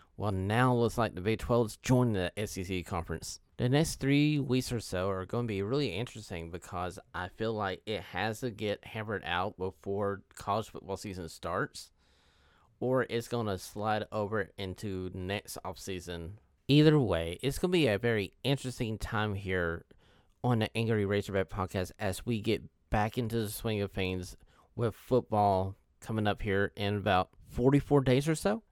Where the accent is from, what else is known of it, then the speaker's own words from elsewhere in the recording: Knoxville, Tennessee, United States; I was born in Knoxville, Tennessee